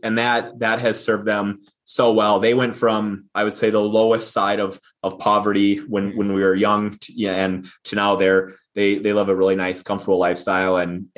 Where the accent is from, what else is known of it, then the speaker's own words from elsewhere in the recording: middle of Minnesota, United States; I grew up small farm, middle of Minnesota here. You probably hear it in my accent.